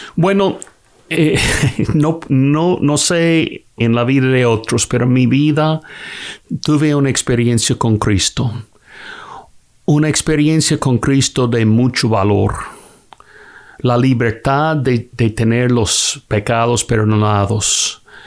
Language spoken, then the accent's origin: Spanish; Kentucky, United States; soy de Kentucky en los Estados Unidos.